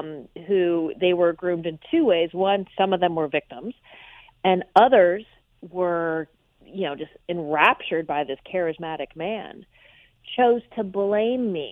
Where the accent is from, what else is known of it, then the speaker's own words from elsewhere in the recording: Orange County, California, United States; I am a California native, born and raised in Orange County